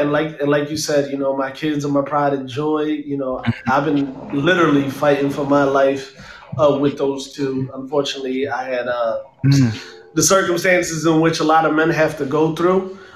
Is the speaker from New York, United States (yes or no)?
no; Philadelphia, Pennsylvania, United States; I'm from Philadelphia.